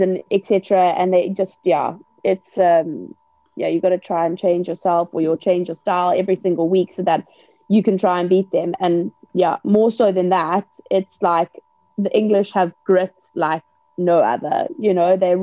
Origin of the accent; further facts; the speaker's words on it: South Africa; moved away as an adult; also born or lived in England; as a South African